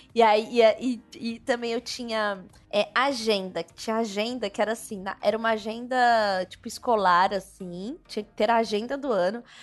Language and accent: Portuguese; São Paulo, Brazil; also born or lived in Distrito Federal; eu nascida e criada em São Paulo e algumas vezes, alguns anos, né, no Distrito Federal